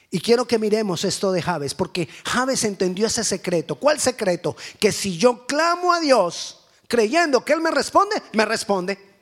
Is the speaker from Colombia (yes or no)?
yes; Cali, Valle del Cauca, Colombia; moved away; Estaba en mi país, en mi ciudad, en Cali